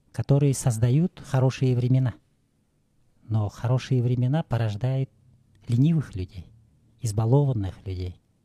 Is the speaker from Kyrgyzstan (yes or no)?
yes; Talas, Talas Region, Kyrgyzstan; я родился 54 года назад – в Таласе